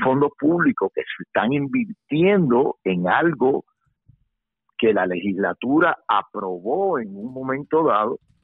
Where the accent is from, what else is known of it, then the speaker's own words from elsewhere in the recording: Puerto Rico; nuestra situación en, en Puerto Rico